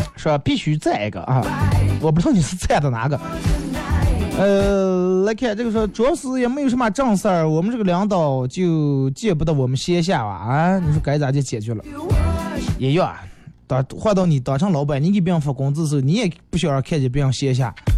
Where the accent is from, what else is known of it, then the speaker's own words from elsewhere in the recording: Bayannur, Inner Mongolia, China; 咱们在巴芒长大这种小啊小时候的一些东西